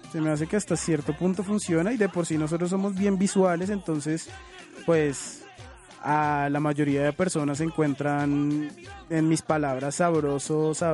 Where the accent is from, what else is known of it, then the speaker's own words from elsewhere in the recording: Cartagena, Bolívar, Colombia; Yo soy cartagenero, entonces eh, por eso es que escuchan mucha música originaria de Cartagena.